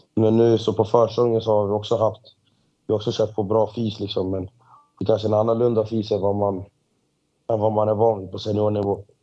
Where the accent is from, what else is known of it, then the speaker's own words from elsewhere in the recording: Botkyrka, Stockholm County, Sweden; jag, är först och främst född och uppvuxen i uh, Stockholm, Botkyrka